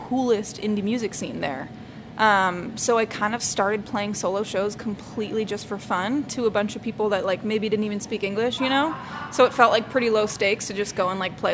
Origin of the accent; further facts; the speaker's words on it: Baltimore, Maryland, United States; moved away; I was born and raised in Baltimore